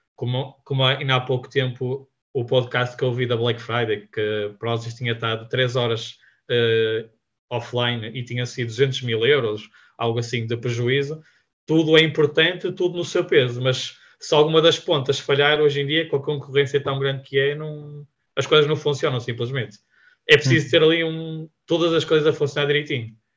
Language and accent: Portuguese; Vila Nova de Gaia, Norte, Portugal; nós somos da Gaia